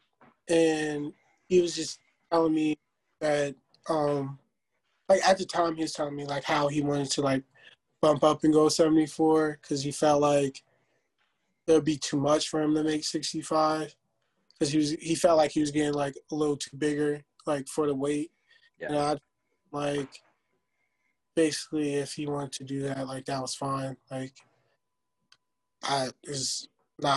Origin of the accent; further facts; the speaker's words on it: New Jersey, United States; moved away as an adult; now in Virginia, United States; we're both from Jersey